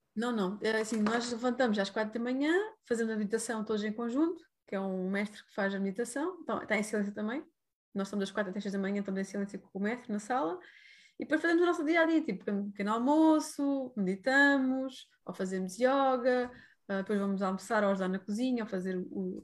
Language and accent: Portuguese; Algarve, Portugal; moved away; also born or lived in India; Neste momento estou no Algarve, uh, lá para Pentelolé, que é a minha terra que eu nasci, e decidi voltar outra vez para cá, para as origens